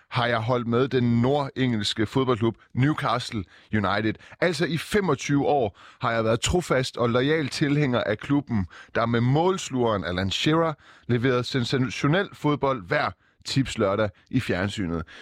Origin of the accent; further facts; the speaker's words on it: Iran; Jeg er ikke fra Saudi-Arabien, men jeg er fra Iran